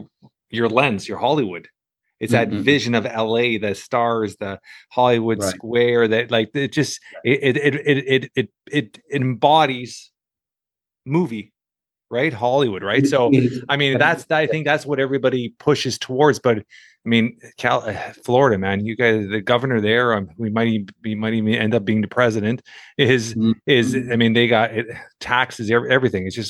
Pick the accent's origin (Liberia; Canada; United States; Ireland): Canada; Toronto, Ontario; I'm from Toronto, Canada